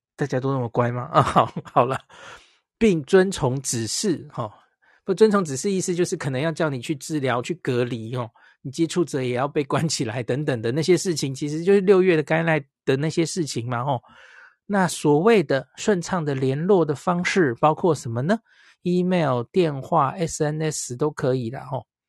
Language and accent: Chinese; Taiwan; 我们台湾人其实很清楚吧